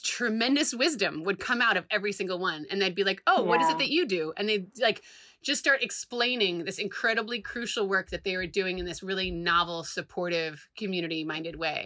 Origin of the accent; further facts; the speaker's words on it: Providence, Rhode Island, United States; in Providence, my hometown.